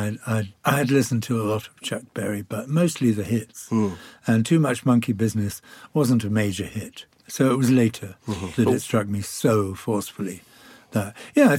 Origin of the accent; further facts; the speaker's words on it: Birkenhead, North West England, United Kingdom; moved away as an adult; also born or lived in York; I grew up in Birkenhead